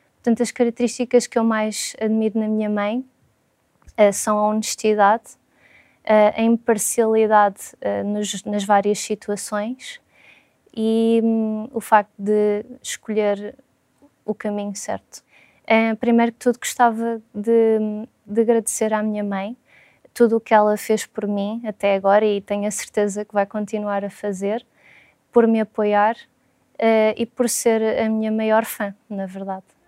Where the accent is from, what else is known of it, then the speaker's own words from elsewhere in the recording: Lisbon, Portugal; sou de Lisboa